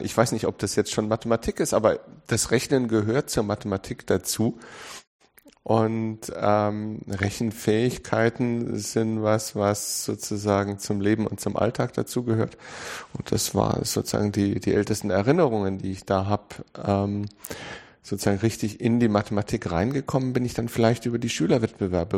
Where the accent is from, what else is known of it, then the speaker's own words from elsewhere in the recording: Munich, Bavaria, Germany; ich bin in München geboren